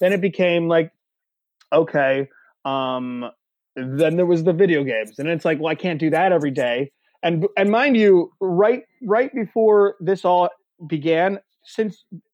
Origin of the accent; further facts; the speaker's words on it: Lewisburg, Pennsylvania, United States; I'm in my hometown of Lewisburg, PA.